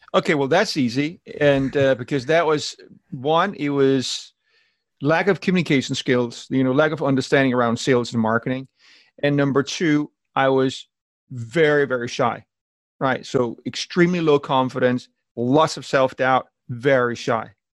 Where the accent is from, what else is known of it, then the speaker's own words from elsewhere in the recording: Denmark; accent: weird accent, combination of Danish and motivational speakers; moved away as an adult; I'm born in Denmark and I lived there until I was about 36. And uh, my weird accent is just a combination of um, of being being Danish